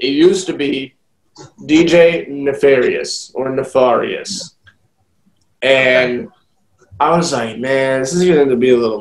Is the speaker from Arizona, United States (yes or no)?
no; Louisiana, United States; I'm from Louisiana